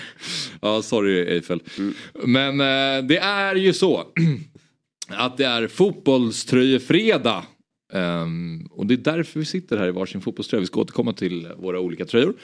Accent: Stockholm, Stockholm County, Sweden; Stockholms stadsbibliotek ligger mig väldigt nära, nära hjärtat för det är precis där jag växte upp

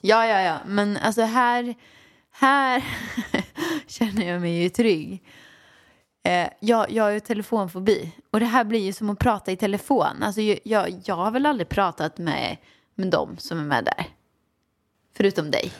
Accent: Åmål, Västra Götaland, Sweden; Jag växte upp i Åmål med min mamma och pappa, ja.

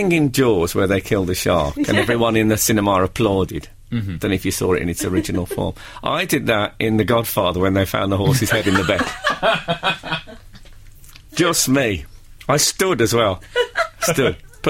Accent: West Midlands, United Kingdom; when I was a kid growing up in the West Midlands

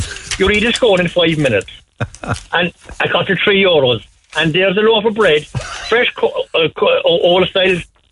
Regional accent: Cork, Munster, Ireland; Blarney Street

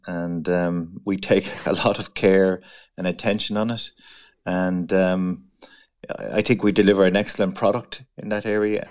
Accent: Mitchelstown, Munster, Ireland; moved away as an adult; also born or lived in Dublin; I am um, from Mitchelstown, Kilworth area, so North Cork. I was born in North Cork

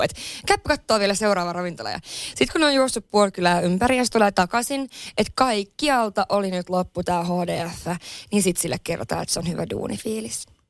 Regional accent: Lapland, Finland; now in Helsinki, Finland; mä oon Lapissa kotoisin

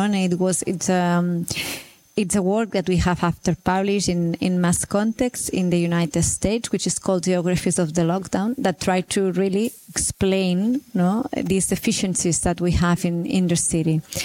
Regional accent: Barcelona, Catalonia, Spain

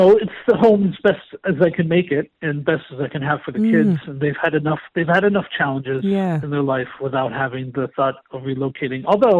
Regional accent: United States; moved away as an adult; now in Ireland; growing up in America

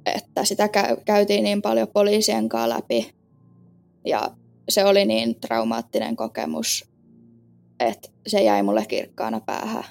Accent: Kotka, Kymenlaakso, Finland; born or raised there; also born or lived in Kouvola

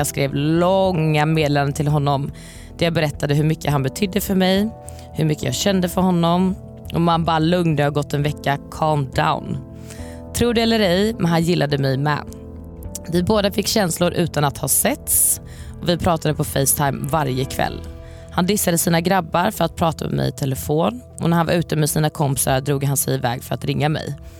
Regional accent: Varberg, Halland County, Sweden; moved away; jag är ju från Varberg från början

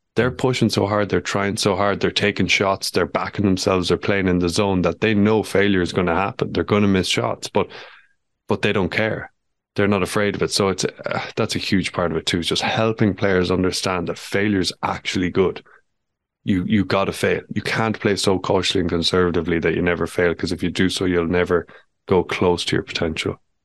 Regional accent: Ireland; who I know well from growing up in Ballinard together

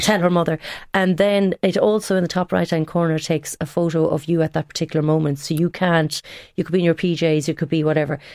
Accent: Tipperary, Munster, Ireland; moved away; I am from Tipperary.

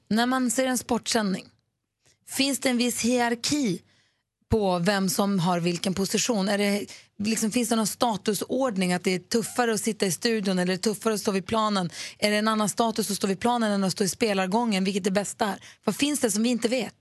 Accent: Lund, Skåne, Sweden; Född och uppvuxen i Lund.

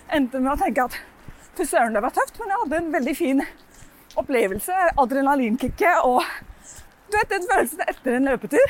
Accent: Norway; also born or lived in London, England

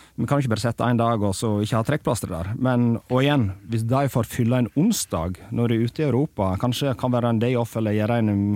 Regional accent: Sogndal, Vestland, Norway; moved away; i Sogndal, der jeg er fra

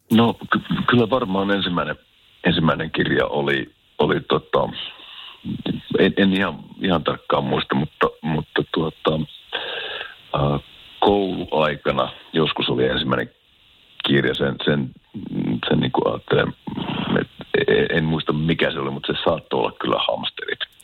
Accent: Keminmaa, Lapland, Finland; now in France; Kimin, Kiminmaa on mun kotikunta, että täytyy sanoa, että sieltä Lounaislapista on kotoisin

